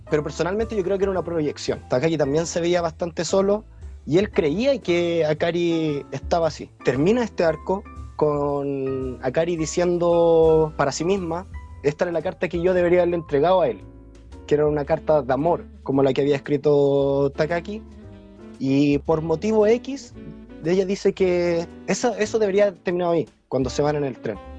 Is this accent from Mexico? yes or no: no; Chile; moved away as an adult; cuando me fui de Chile